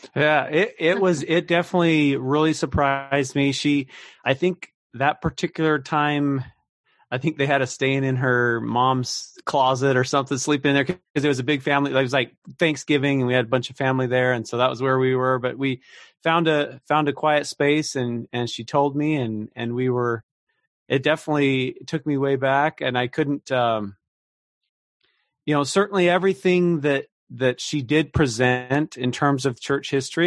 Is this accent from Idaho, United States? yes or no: yes; Idaho, United States; now in Kansas City, United States; I grew up out in Idaho